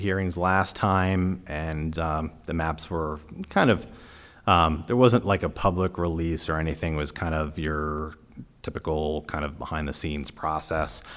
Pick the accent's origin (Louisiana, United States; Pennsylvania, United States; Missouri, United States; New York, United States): Pennsylvania, United States; York; I'm from York